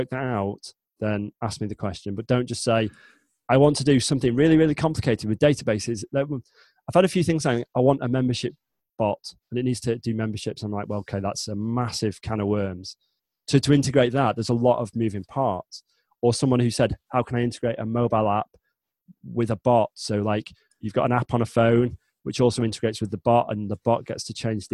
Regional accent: the north of England, United Kingdom; I am not from London. I don't sound like a Cockney. I'm from the north, so north of England.

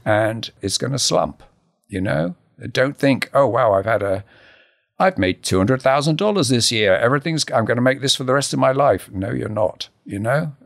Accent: Harlow, East of England, United Kingdom; I grew up in a new town, Harlow New Town

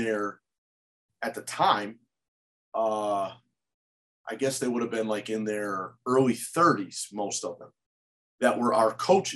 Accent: Holyoke, Massachusetts, United States; I'm that kid from Holyoke that's working for the UMass basketball team

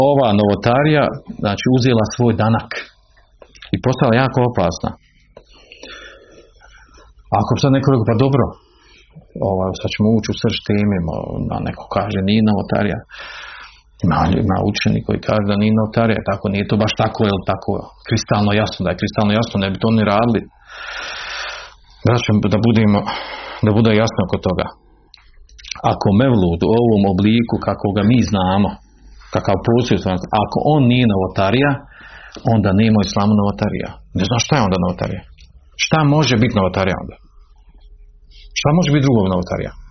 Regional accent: Bosnia & Herzegovina; kod nas u Bosni, kod Bošnjaka

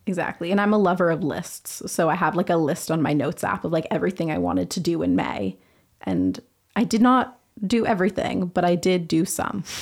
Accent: Vancouver, British Columbia, Canada; moved away as an adult; now in Montreal, Canada; I'm from Vancouver, British Columbia.

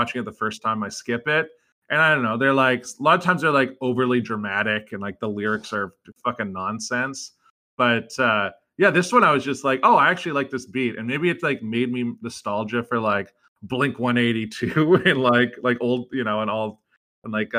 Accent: British Columbia, Canada; we're both British Columbia kids.

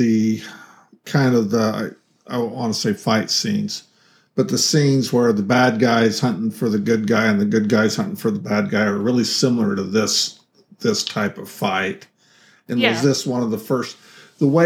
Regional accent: northwest Wyoming, United States; moved away; also born or lived in Idaho; And this, the town that takes place in, is in Wyoming, in northern Wyoming, and that's where I grew up, in northwest

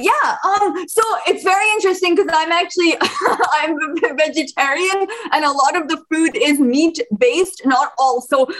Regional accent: Bosnia & Herzegovina; moved away; I'm an immigrant from Bosnia, and I can definitely relate to the food being the great equalizer

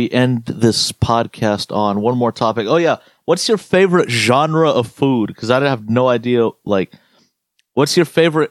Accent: the South, United States; I'm from the South

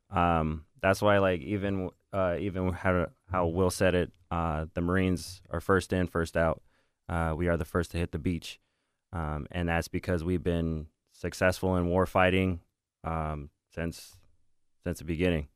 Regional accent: Northern California, United States; moved away as an adult; I am from Northern California

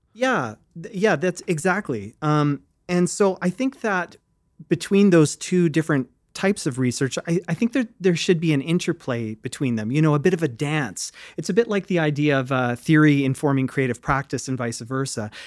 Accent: Fredericton, New Brunswick, Canada; I grew up in Fredericton, New Brunswick

